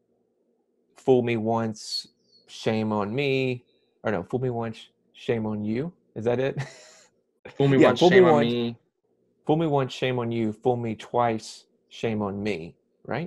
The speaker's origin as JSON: {"language": "English", "town": "Lake Wylie", "region": "South Carolina", "country": "United States", "tie": "born or raised there", "also_born_or_lived": "Savannah, Georgia / Charlotte, North Carolina", "moved": "as an adult", "lives_now": "Atlanta, United States", "said": "I was born in Savannah, Georgia, but I grew up in Lake Wylie, South Carolina"}